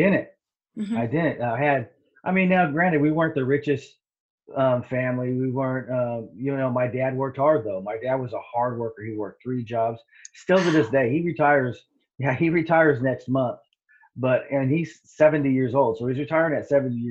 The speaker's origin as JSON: {"language": "English", "town": "Riverside", "region": "California", "country": "United States", "tie": "born or raised there", "also_born_or_lived": "Santa Ana, California", "moved": "yes", "lives_now": "Washington, United States", "said": "I grew up in Riverside, California"}